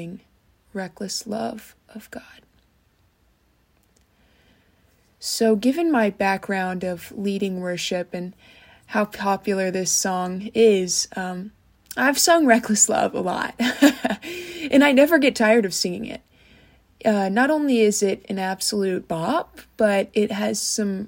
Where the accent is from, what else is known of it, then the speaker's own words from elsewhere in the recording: Kettering, Ohio, United States; I'm from Kettering, Ohio, which is a suburb of Dayton.